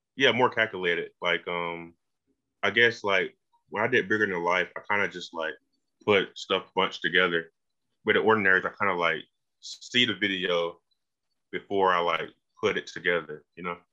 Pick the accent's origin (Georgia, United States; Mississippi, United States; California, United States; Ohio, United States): Georgia, United States; Macon; also born or lived in Milledgeville; I'm from Macon, not that uh, far.